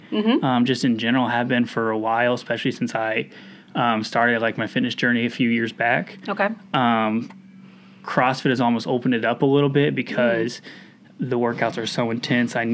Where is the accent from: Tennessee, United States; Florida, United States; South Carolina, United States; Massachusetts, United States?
South Carolina, United States; born there; moved away; also born or lived in Indiana; so not born and raised in Indiana, but I call myself a Hoosier. Okay. Was born in South Carolina, kind of moved around a little bit.